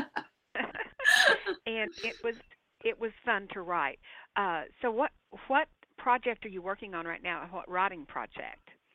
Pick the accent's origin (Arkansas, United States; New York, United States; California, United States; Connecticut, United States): Arkansas, United States; moved away; I was born and I grew up in Arkansas